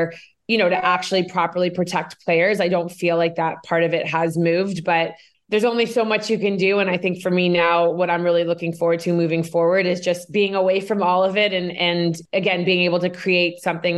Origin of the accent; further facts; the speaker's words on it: Canada; I am Canadian. I grew up in Canada.